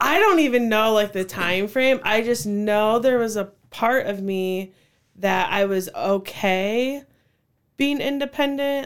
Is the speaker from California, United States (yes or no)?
no; Cedar Falls, Iowa, United States; I grew up in Cedar Falls since fourth grade